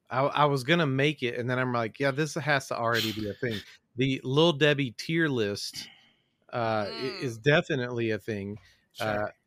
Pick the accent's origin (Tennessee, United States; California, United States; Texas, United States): Tennessee, United States; I was growing up in Tennessee